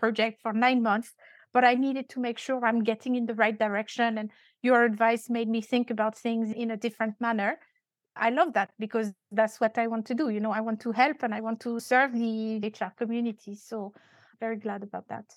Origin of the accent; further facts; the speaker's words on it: France; accent: French; English is a second language; now in Dubai, United Arab Emirates; I'm French. I still have quite an accent